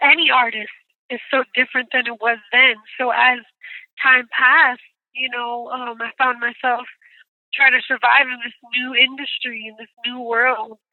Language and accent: English; New York City, New York, United States; I am from Brooklyn, New York